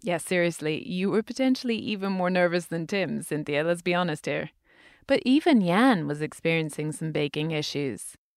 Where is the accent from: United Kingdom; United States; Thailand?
United Kingdom; moved away; I'm British